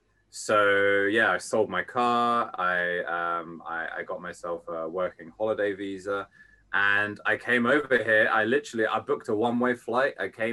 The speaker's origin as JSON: {"language": "English", "region": "England", "country": "United Kingdom", "lives_now": "Japan", "said": "but also the fact that I am English makes me more attractive in a lot of ways."}